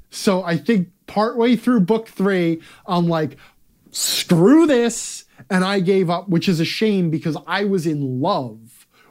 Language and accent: English; Manitowoc, Wisconsin, United States; I want to call out here in my hometown of Manitowoc, Wisconsin, we have this old-timey ice cream parlor / candy shop that has existed here for forever called Bjornsson's.